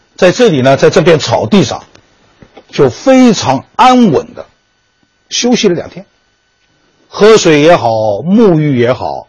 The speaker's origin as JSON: {"language": "Chinese", "town": "Wuxi", "region": "Jiangsu", "country": "China", "tie": "born or raised there", "said": "我老家是江苏无锡"}